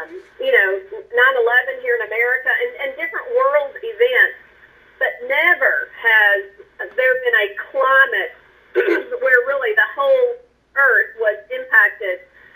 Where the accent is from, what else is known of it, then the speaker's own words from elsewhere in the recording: western Kentucky, United States; moved away as an adult; also born or lived in Lexington, Kentucky; now in Dallas, United States; I came from Kentucky, a very small community in western Kentucky, and loved my upbringing